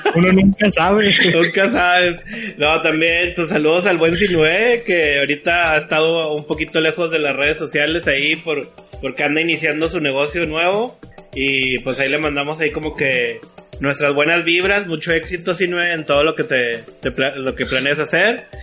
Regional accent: Monterrey, Nuevo León, Mexico; soy de Monterrey.

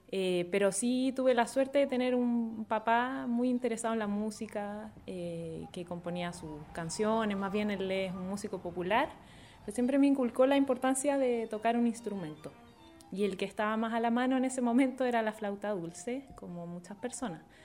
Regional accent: Viña del Mar, Valparaíso, Chile; yo soy de Viña del Mar

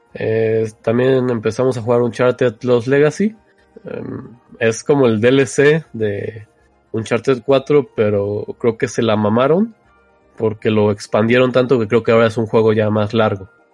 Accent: Mexico; somos de México

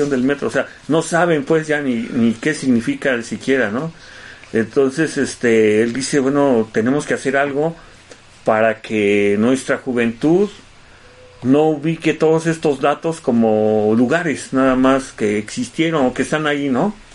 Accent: Mexico; Pero realmente todos somos mexicanos, ¿no?

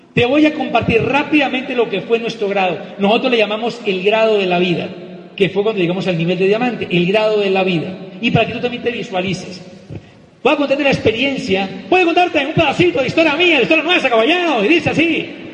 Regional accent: Popayán, Cauca, Colombia; en el seminario de Popayán, de mi tierra, donde tenemos negocio

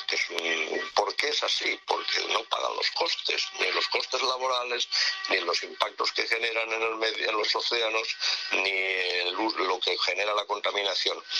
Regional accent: Valencian Community, Spain; moved away as an adult; also born or lived in Madrid; país valenciano es un país de ciudades

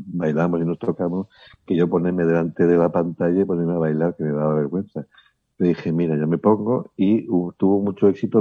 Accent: León, Castile and León, Spain; now in Barcelona, Spain; yo soy de León, pero vivo en Barcelona

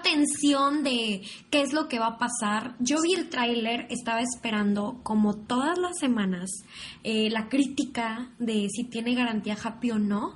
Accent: Mexico; aquí en México

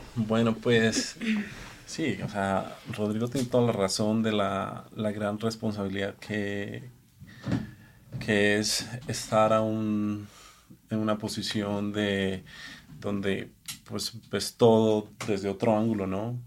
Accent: Colombia; moved away as an adult; also born or lived in Los Angeles, United States; now in Mexico City, Mexico; soy colombiano que vivió 18, 19 años en Estados Unidos

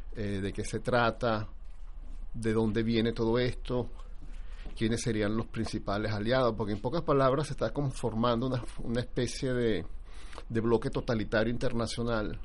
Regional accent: Venezuela; moved away

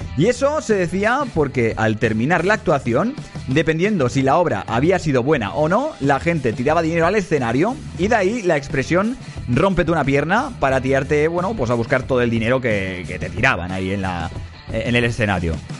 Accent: Barcelona, Catalonia, Spain; also born or lived in Badalona; soy de Barcelona

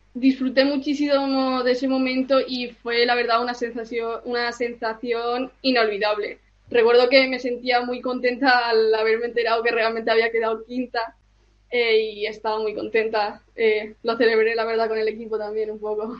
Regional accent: Spain; soy austriaca, pero eh, nací en España y, vivo en España

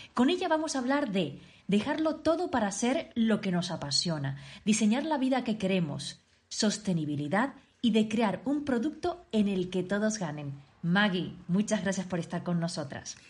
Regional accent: Tenerife, Canary Islands, Spain; moved away as an adult; now in Switzerland; yo soy de Canarias, concretamente de Tenerife, aunque desde hace 5 años estoy viviendo en Suiza

